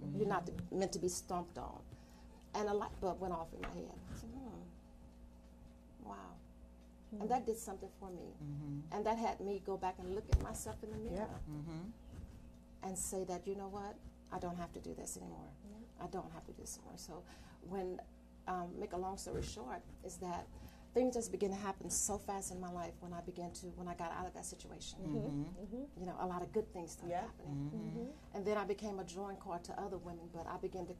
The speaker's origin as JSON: {"language": "English", "town": "New Orleans", "region": "Louisiana", "country": "United States", "moved": "yes", "said": "I am from Louisiana"}